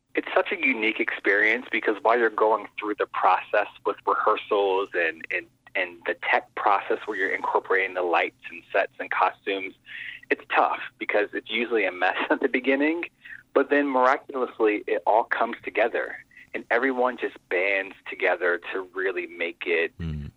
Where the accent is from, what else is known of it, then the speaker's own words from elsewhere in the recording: Pittsburgh, Pennsylvania, United States; I grew up in Pittsburgh, and that's when my love of theater really began